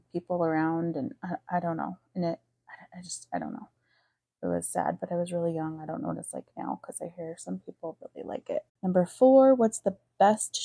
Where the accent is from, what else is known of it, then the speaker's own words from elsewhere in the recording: Fountain, Colorado, United States; my hometown of Fountain, Colorado.